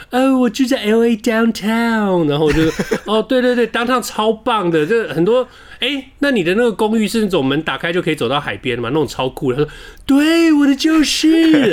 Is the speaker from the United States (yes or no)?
yes; United States; Chinese is a second language; now in Taiwan; 我不是那种，嗯，我不是那种去美国去美国游学两个月回来就又又我是去美国长大的。